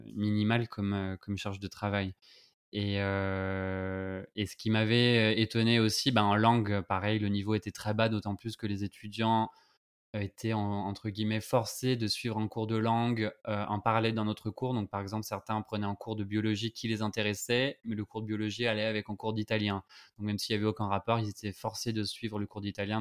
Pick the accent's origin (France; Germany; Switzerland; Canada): France; on sait que le H et le R français, c'est vraiment des, un problème pour nous